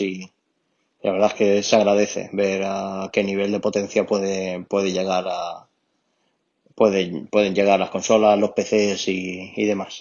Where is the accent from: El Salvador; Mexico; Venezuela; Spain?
Spain; Alicante, Valencian Community; soy, soy de Alicante